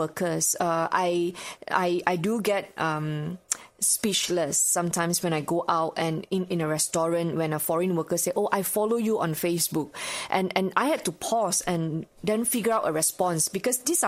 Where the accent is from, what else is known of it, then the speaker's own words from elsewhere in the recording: Subang Jaya, Selangor, Malaysia; also born or lived in Australia; my hometown, Subang Jaya